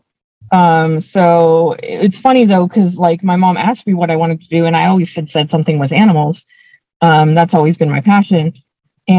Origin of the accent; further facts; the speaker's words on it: Anaheim, California, United States; Grew up in Orange County, went to school there